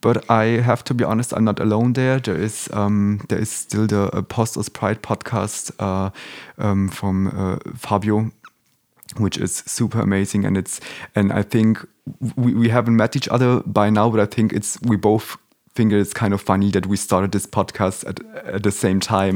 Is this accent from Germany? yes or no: yes; Germany; also born or lived in Warsaw, Poland; I grew up here in Germany